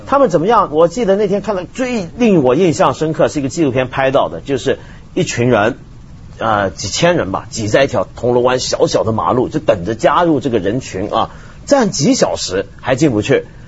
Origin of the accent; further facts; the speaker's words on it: Hong Kong; 当然我是香港人了